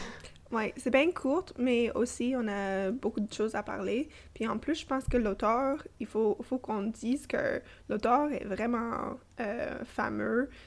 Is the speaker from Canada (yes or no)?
yes; Toronto, Ontario, Canada; first language English; French is a second language; now in Ottawa, Canada; née et grandie à Toronto, j'habite et travaille à Ottawa